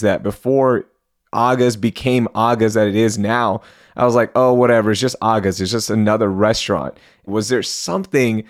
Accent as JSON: {"language": "English", "town": "Houston", "region": "Texas", "country": "United States", "tie": "born or raised there", "said": "Growing up in Houston"}